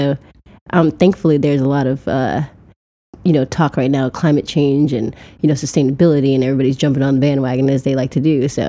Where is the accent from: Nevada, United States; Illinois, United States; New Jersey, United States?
Illinois, United States; Chicago; South Side of Chicago.